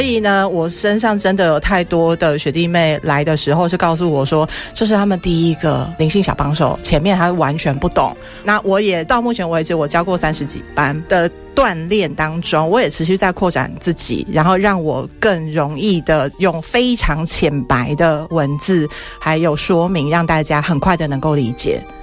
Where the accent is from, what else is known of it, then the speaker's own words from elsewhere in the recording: Taiwan; accent: Taiwanese; 我还是台式口音